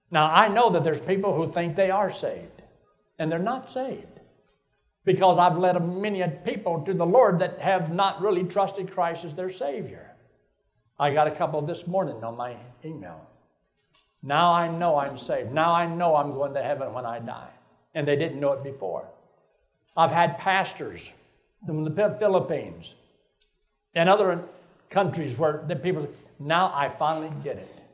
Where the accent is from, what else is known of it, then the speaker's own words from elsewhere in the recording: Athens, Georgia, United States; Well, I, was, I grew up in Athens, Georgia.